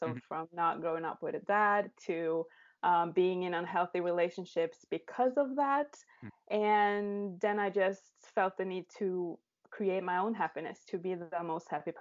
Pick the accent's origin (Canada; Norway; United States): Norway; I'm from Norway